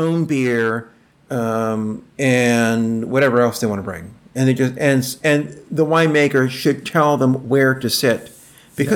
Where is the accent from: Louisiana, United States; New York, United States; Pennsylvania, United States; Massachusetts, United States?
Louisiana, United States; New Orleans; moved away; I'm from New Orleans